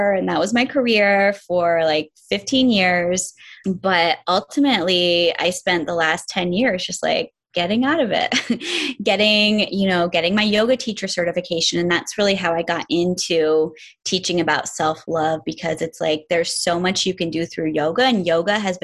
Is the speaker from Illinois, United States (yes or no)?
no; upstate New York, United States; I'm from New York. I'm from way upstate New York, really close to the Canadian border. So I grew up